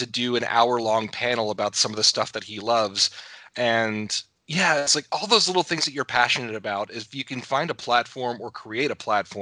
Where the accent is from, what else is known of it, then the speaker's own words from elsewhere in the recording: central Pennsylvania, United States; also born or lived in Pittsburgh; I am out of the central Pennsylvania area. York, Mechanicsburg, Harrisburg has been my stomping grounds for the better part of my life